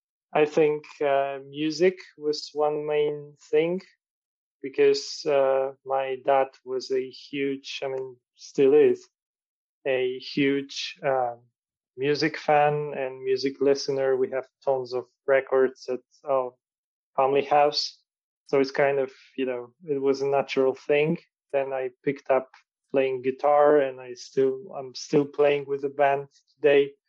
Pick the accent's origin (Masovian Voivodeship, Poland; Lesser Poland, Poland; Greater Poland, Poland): Masovian Voivodeship, Poland; Warsaw; So I'm from Warsaw, from Poland. And I was born in Warsaw. I grew up here.